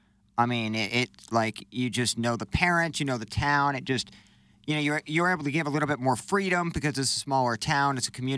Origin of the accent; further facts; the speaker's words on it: Canton, United States; now in St. Louis, United States; So I almost claim St. Louis as my my hometown as opposed to Canton just because there's nobody left.